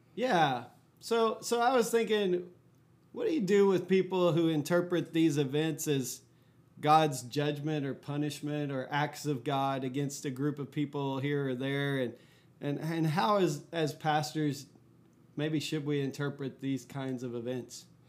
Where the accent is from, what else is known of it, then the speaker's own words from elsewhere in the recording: Fort Worth, Texas, United States; I grew up in Fort Worth, Texas